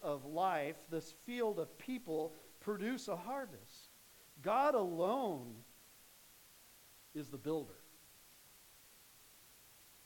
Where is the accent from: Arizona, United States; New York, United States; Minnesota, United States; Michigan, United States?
Arizona, United States; Phoenix; I grew up in Phoenix